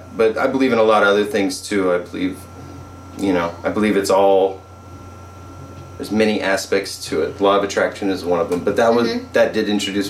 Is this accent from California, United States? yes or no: yes; Santa Barbara, California, United States; also born or lived in New York / Nashville / Los Angeles; I'm homegrown. I'm Santa Barbara born and raised.